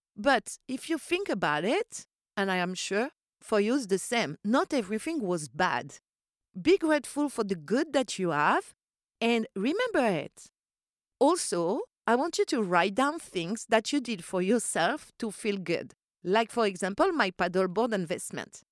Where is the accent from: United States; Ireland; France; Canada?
France; Corsica; English is a second language; moved away; I grew up in Corsica